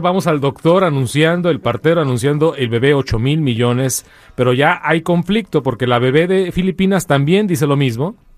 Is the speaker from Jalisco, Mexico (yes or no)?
yes; Ciudad Guzmán, Jalisco, Mexico; now in Los Angeles, United States; en mi pueblo, Ciudad Guzmán, Jalisco